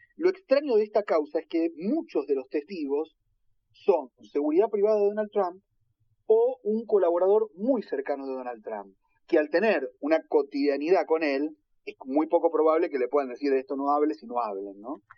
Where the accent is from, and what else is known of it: Argentina; now in United States